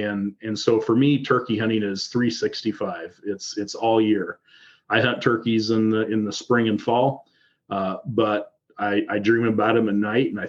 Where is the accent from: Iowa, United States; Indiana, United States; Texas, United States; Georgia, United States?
Iowa, United States; So I'm from Southern Iowa, and when most people think about Iowa, they think about driving through Iowa.